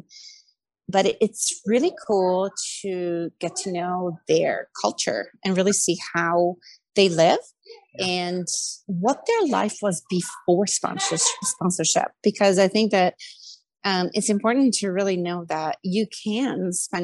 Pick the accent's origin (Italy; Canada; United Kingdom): Italy; Milan, Lombardy; moved away; I'm originally I'm originally from Milan, Italy